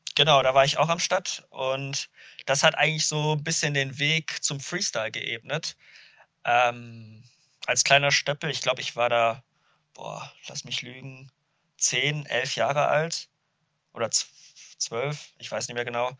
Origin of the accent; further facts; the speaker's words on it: Duisburg, North Rhine-Westphalia, Germany; moved away as an adult; now in Kiel, Germany; ich bin in Duisburg aufgewachsen